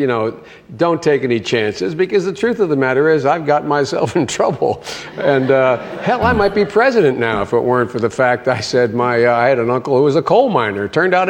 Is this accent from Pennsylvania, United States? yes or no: yes; Scranton, Pennsylvania, United States; I'm from Scranton, Pennsylvania. I figured there had to be a coal miner somewhere in the family.